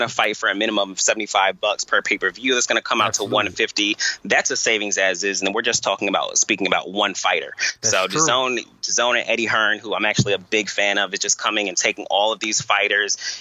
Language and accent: English; Long Island, New York, United States; moved away as an adult; also born or lived in Tallahassee, Florida; now in Boston, United States; I'm initially from Long Island, New York, attended Florida A&M University, and currently reside in Boston, Massachusetts